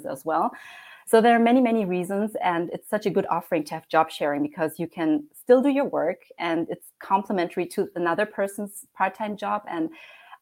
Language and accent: English; Germany; also born or lived in Heidelberg, Germany; I was born and raised in Germany, and I currently live in a lovely city called Heidelberg